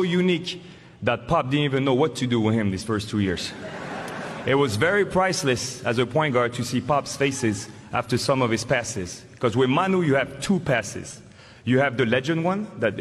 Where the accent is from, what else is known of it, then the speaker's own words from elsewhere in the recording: France; accent: French; moved away; my French accent